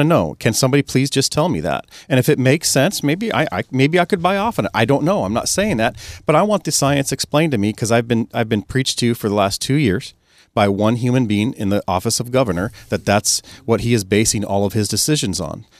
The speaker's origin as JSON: {"language": "English", "area": "Snohomish County", "region": "Washington", "country": "United States", "tie": "born or raised there", "said": "I'm born and raised in Snohomish County"}